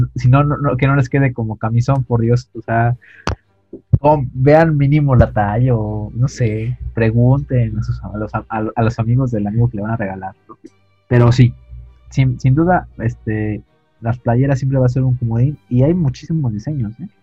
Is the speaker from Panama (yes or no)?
no; Mexico; como mexicanos